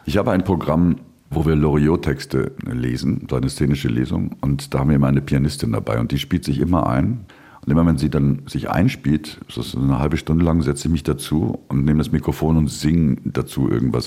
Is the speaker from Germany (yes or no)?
yes; Duisburg, North Rhine-Westphalia, Germany; accent: norddeutsch; moved away as an adult; now in Vienna, Austria; ich komme aus Duisburg